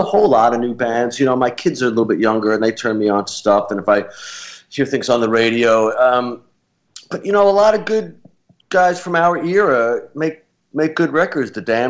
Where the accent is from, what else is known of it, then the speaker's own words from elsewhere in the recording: Massapequa, New York, United States; also born or lived in Brooklyn; I was born in Brooklyn. I grew up mainly on Long Island near to town over Massapequa.